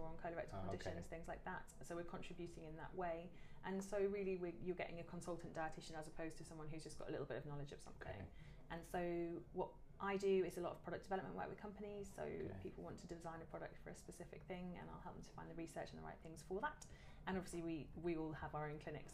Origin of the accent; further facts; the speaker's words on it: Devon, South West England, United Kingdom; I grew up in Devon